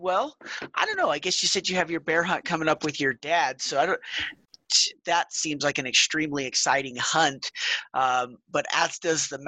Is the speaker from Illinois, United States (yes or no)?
no; Wyoming, United States; growing up in Wyoming